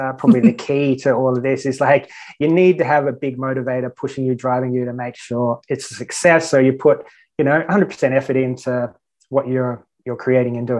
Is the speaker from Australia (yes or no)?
yes; Australia; moved away as an adult; now in Malta; I'm an Australian online business owner.